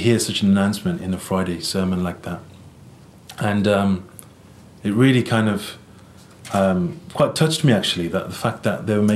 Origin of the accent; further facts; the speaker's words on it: Birmingham, West Midlands, United Kingdom; I was born and raised in England, the city of Birmingham